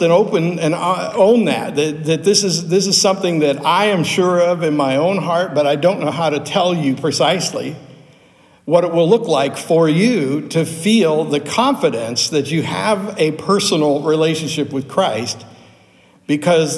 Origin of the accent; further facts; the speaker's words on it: Pittsburgh, Pennsylvania, United States; I grew up in Pittsburgh